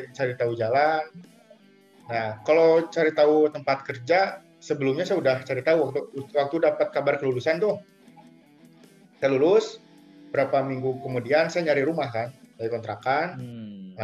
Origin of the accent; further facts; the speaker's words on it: Cimahi, West Java, Indonesia; Dulu saya nggak pernah bilang saya dari Bandung, saya dari Cimahi.